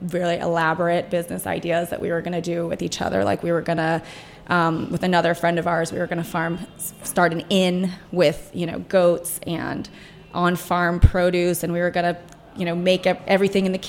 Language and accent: English; New York City, New York, United States; moved away as an adult; now in Washington, D.C., United States; I grew up in New York City, I had access to, you know, really on-farm produce